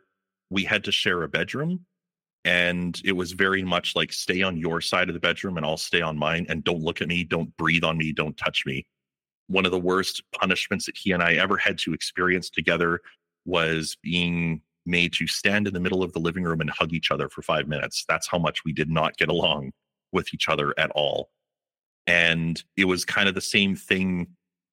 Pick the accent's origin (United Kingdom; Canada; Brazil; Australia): Canada; Calgary, Alberta; I was born and raised in Calgary, Alberta